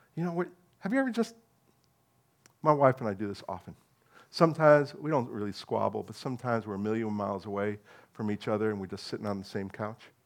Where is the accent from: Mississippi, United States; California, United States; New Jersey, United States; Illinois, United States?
New Jersey, United States; moved away; And I'm American